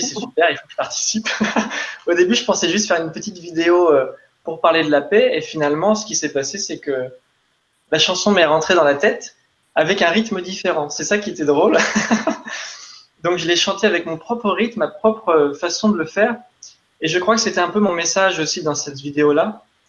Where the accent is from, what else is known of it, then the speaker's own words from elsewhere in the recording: Normandy, France; je suis originaire de Normandie